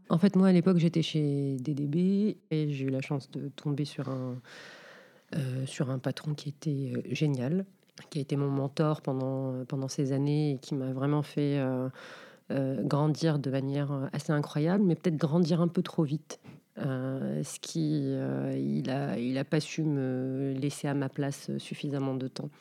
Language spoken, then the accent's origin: French; Casablanca, Casablanca-Settat, Morocco; moved away as an adult; now in France; je suis née à Casablanca. Donc, j'ai fait mes études, enfin, collège, lycée à Casa